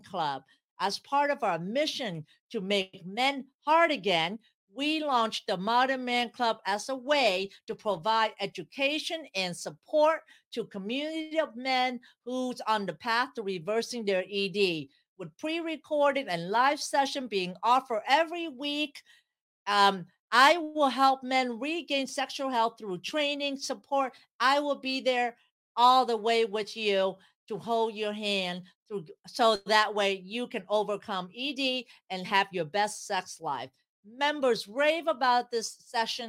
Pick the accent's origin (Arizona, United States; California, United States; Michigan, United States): California, United States; San Jose; I grew up in San Jose, California